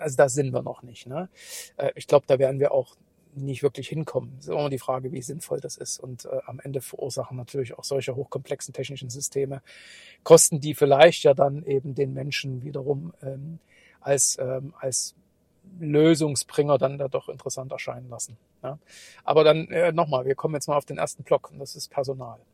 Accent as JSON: {"language": "German", "region": "Saxony / East Germany", "country": "Germany", "tie": "born or raised there", "accent": "Saxon", "said": "wie man sicherlich auch aus meinem leicht verschwamm-, äh, verschwommenen, äh, sächsischen Dialekt, äh, raushören kann, Äh, bin ich auch im Osten groß geworden"}